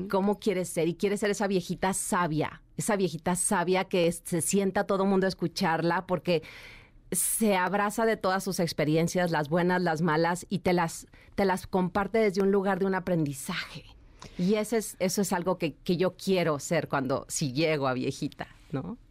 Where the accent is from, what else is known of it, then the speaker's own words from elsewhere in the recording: Chihuahua, Mexico; moved away as an adult; yo soy de Chihuahua, nací allá en la ciudad de Chihuahua y me vine a los 19 años a buscar mi sueño de trabajar como modelo